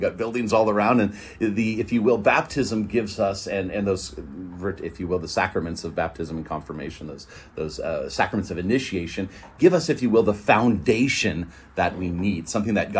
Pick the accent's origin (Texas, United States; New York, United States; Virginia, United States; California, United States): California, United States; Northern; I'm from Northern California